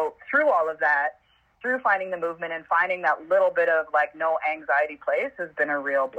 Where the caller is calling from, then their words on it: Parkdale, Ontario, Canada; I'm from the basement in from Parkdale, Ontario, Canada. So I'm at home, of course.